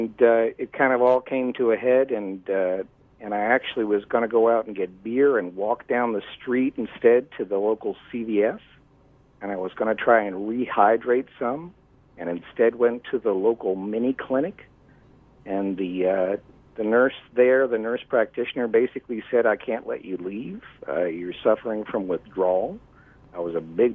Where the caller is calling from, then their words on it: New England, United States; I'm calling from New England.